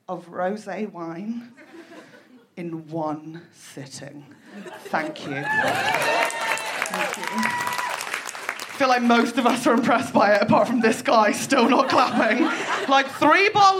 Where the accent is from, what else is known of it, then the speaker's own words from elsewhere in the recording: United Kingdom; I was raised in Britain during the noughties.